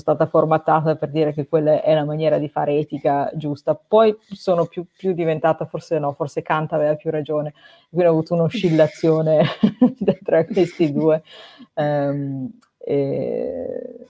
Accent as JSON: {"language": "Italian", "country": "Italy", "moved": "as an adult"}